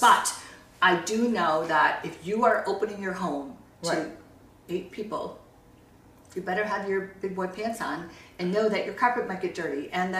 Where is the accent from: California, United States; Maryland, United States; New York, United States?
California, United States; we're down here because we're from Orange County.